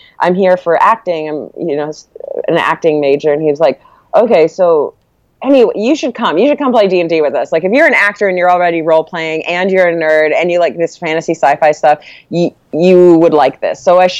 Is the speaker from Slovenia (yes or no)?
no; Malaysia; also born or lived in Corpus Christi, Texas; And so when I was 3, we moved from our home in Corpus Christi to Malaysia, and that's where his job took him.